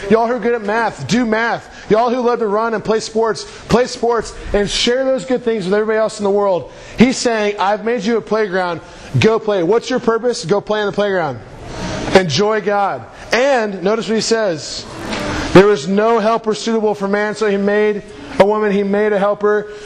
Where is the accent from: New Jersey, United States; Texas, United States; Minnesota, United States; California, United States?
Texas, United States; Houston; I'm from Houston